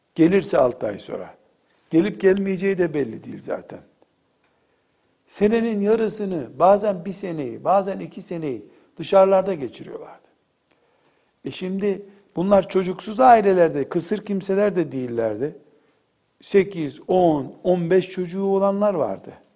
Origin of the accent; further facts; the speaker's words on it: Black Sea Region, Turkey; Bizim köyümüzde benim akrabalarımdan bir hanım teyze vardı.